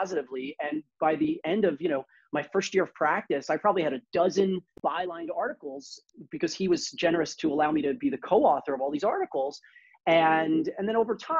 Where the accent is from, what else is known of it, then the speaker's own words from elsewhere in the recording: New York City, New York, United States; we're all from Brooklyn. I'm from Brooklyn